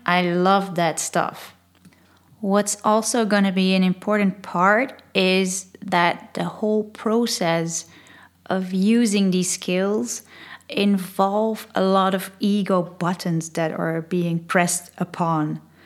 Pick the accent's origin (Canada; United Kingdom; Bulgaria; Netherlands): Netherlands; first language Dutch; English is a second language; I'm Dutch, I'm from Holland.